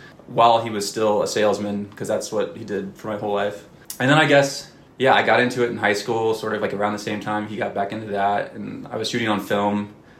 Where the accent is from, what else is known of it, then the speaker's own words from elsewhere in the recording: Indianapolis, Indiana, United States; moved away as an adult; also born or lived in Bloomington, Indiana / Texas; now in Lander, United States; I grew up in Indianapolis from, like, 5 to, I guess, like, 18, like, the end of high school